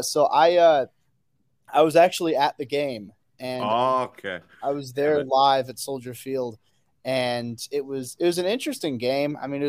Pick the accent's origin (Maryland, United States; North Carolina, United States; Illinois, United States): Illinois, United States; Chicago area; So I've been in the Chicago area my whole life. I've grown up within 45 minutes to an hour of Chicago, you know, my entire life.